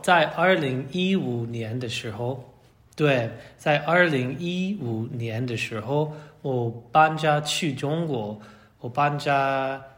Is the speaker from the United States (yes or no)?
yes; United States; Chinese is a second language; moved away as an adult; also born or lived in Hong Kong / Shanghai / Nairobi; 我从，呃，美国华盛顿来。嗯，我在华盛顿的地区长大。